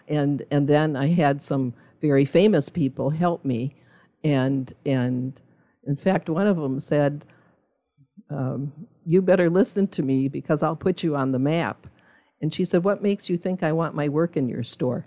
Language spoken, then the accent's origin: English; Milwaukee, Wisconsin, United States; now in Zionsville, United States; I was originally from Milwaukee